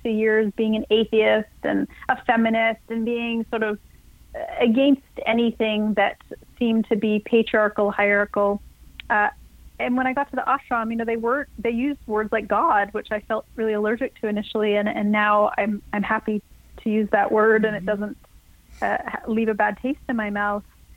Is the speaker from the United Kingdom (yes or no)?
no; Canada; a Canadian girl growing up in a small farming town